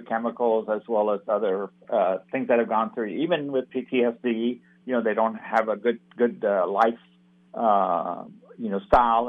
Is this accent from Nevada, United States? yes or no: no; Jacksonville, Florida, United States; also born or lived in India / Stanford, California; my growing up here in this North Florida region. So I'm an immigrant. I was born in India. I came over when I was 11 years old